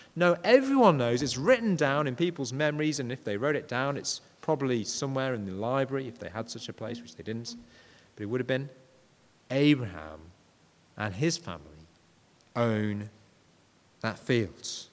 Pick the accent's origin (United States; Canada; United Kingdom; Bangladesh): United Kingdom; Yorkshire and the Humber; I'm a Yorkshireman